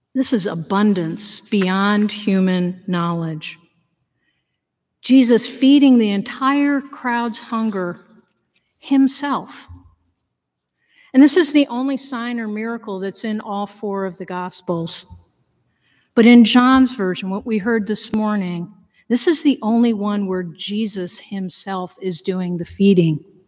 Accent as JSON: {"language": "English", "town": "Danbury", "region": "Connecticut", "country": "United States", "tie": "born or raised there", "said": "None of that was in my history books when I grew up in Connecticut"}